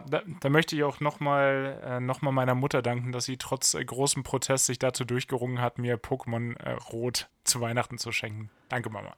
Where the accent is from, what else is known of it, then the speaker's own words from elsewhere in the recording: Germany; Wir als Deutsche